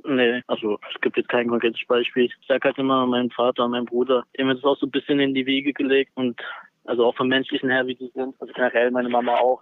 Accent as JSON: {"language": "German", "town": "Senftenberg", "region": "Brandenburg", "country": "Germany", "also_born_or_lived": "Lauchhammer", "said": "ich bin da nur geboren. Ich würde mich sonst als Senftenberger bezeichnen."}